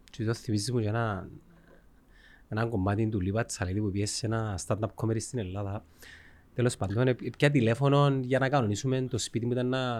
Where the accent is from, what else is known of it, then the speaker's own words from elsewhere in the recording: Cyprus; είμαι από Κύπρο.